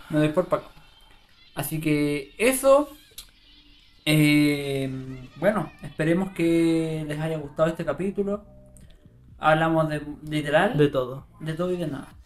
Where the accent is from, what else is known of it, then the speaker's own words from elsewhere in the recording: Osorno, Los Lagos, Chile; born there; Yo nací en Osorno, en Osorno, nací en Río Negro.